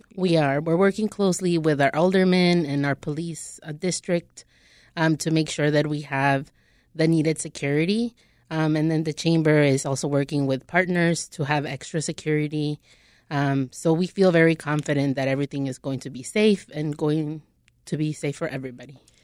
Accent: Chicago, Illinois, United States; I grew up in Little Village, born and raised

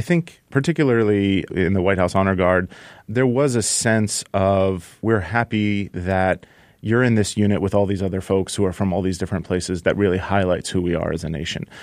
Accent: United States; also born or lived in Iran; I was born in America

